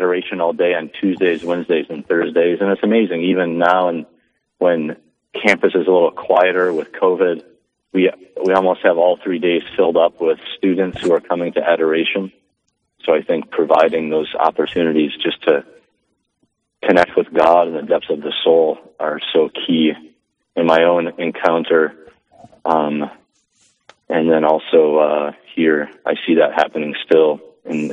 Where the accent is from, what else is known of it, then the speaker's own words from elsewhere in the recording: Lisbon, North Dakota, United States; I grew up here in North Dakota in the small town of Lisbon in the Cheyenne River Valley, south of Valley City